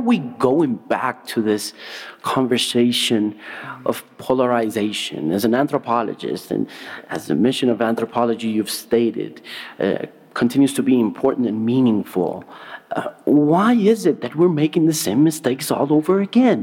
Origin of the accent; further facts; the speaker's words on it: Colombia; being a Colombian